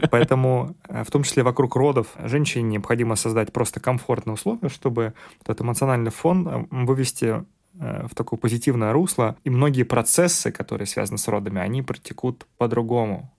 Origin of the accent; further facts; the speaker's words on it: Siberia, Russia; moved away; also born or lived in Warsaw, Poland; Я находился в Новосибирске, поскольку я сибиряк